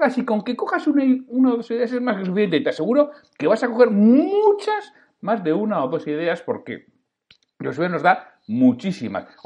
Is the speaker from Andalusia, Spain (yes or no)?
no; Bilbao, Basque Country, Spain; mira, pues los que somos de Bilbao, pues podemos pagar el precio más caro.